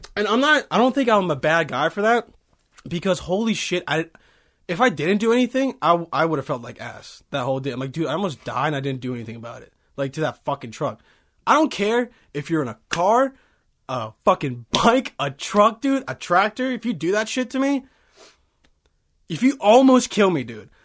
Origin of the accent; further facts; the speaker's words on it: Bosnia & Herzegovina; I'm from Bosnia